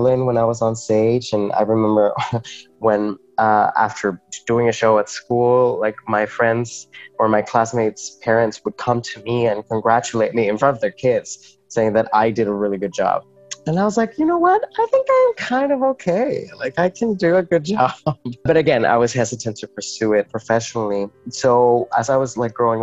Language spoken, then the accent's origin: English; Metepec, State of Mexico, Mexico; first language Spanish; English is a second language; moved away as an adult; also born or lived in Corner Brook, Newfoundland and Labrador; now in St. John's, Canada; I was born in Mexico City, but raised in a small town outside of Mexico City called Metepec. And I grew up there